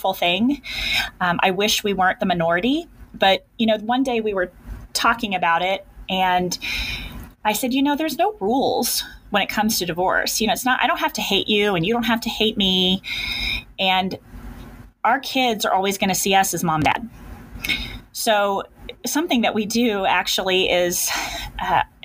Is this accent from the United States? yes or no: yes; Kansas, United States; I'm a Kansas girl. I have been born and bred in Kansas